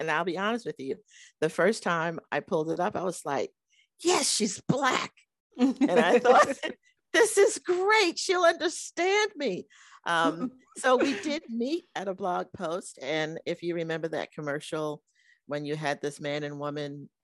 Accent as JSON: {"language": "English", "region": "New York", "country": "United States", "tie": "born or raised there", "moved": "as an adult", "said": "I grew up in New York with two very, very loving and supportive parents"}